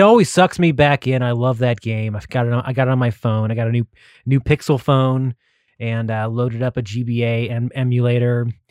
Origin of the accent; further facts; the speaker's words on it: Texas, United States; I'm from Texas